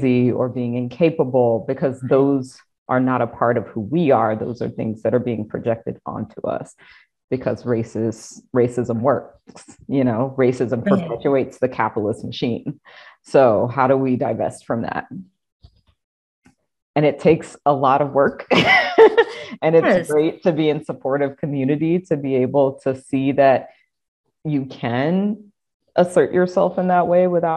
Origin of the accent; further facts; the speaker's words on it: South Carolina, United States; I am a Black woman from the Deep South. I am from South Carolina.